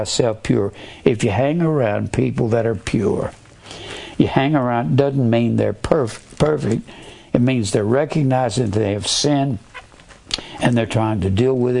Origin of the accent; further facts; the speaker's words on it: Fort Worth, Texas, United States; I was raised in Fort Worth